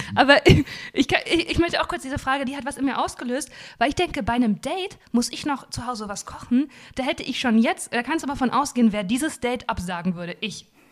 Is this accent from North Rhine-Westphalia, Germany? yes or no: yes; Dinslaken, North Rhine-Westphalia, Germany; Ich komme ja aus Dienstlaken, das ist ja an der Nähe, in der Nähe vom Ruhrgebiet